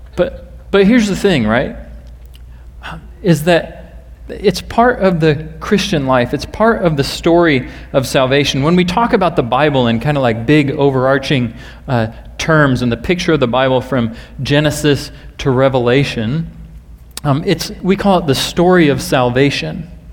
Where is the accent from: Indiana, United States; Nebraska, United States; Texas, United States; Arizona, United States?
Nebraska, United States; I happen to be from Nebraska myself